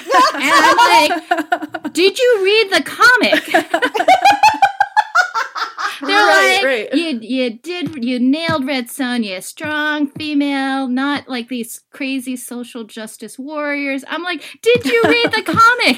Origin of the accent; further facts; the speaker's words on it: United States; being Chinese American, Asian American